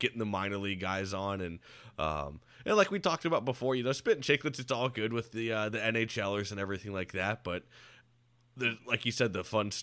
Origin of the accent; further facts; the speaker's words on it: Land O' Lakes, Florida, United States; also born or lived in Jacksonville, Florida / Tampa, Florida; growing up in Florida, it wasn't as big. Well, you know the Tampa Bay area now. I grew up in Lando Lakes out there in Pasco.